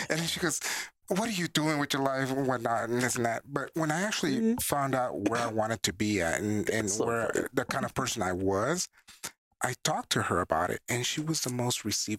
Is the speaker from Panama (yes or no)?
yes; Panama; moved away; I'm from Panama.